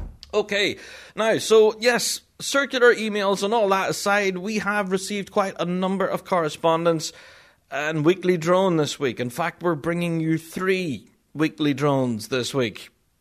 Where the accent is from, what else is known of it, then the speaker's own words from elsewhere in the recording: Magherafelt, Northern Ireland, United Kingdom; having a tune named after me and my hometown as well … of Marafelt.